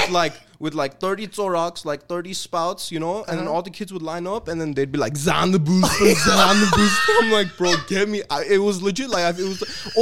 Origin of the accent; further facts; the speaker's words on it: Tehran, Tehran Province, Iran; now in United States; I wasn't born here. I was born I was born in Tehran